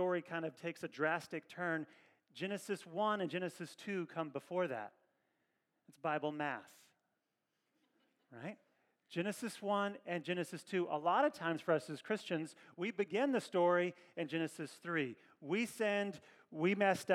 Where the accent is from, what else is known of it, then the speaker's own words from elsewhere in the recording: Kentucky, United States; now in Northern California, United States; I'm from Kentucky